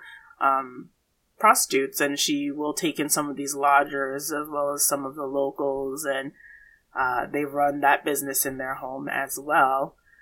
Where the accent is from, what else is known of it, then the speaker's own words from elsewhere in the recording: United States; I grew up in the suburbs